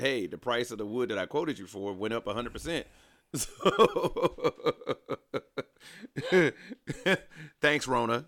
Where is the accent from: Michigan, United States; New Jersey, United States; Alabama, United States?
Alabama, United States; moved away; growing up in Alabama